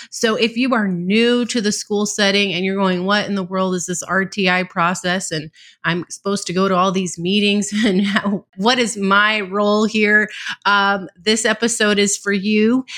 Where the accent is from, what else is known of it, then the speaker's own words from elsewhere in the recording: California, United States; I'm from California